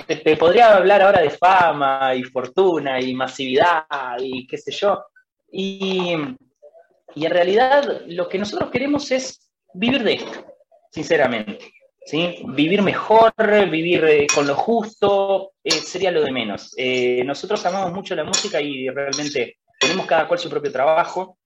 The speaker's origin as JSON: {"language": "Spanish", "town": "Concordia", "region": "Entre Ríos", "country": "Argentina", "said": "somos todos de acá de, la ciudad de Concordia, nosotros somos de Entre Ríos"}